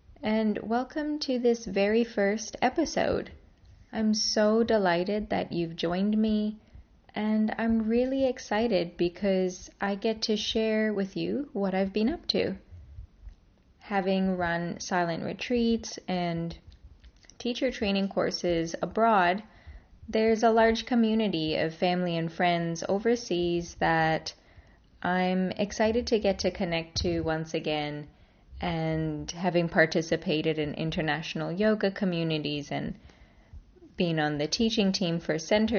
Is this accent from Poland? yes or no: no; Canada; born there; I'm a Canadian-born Indian, Iranian, Australian yogini.